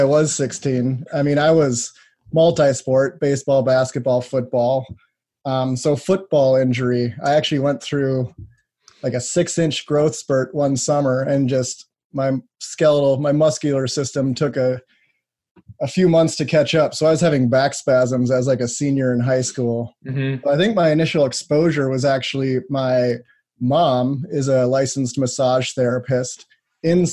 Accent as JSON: {"language": "English", "region": "Wisconsin", "country": "United States", "tie": "born or raised there", "said": "actually born and raised in Wisconsin"}